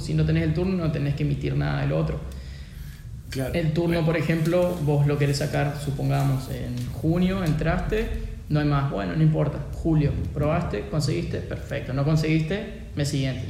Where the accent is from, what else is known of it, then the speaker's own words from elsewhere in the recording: Argentina; siendo argentino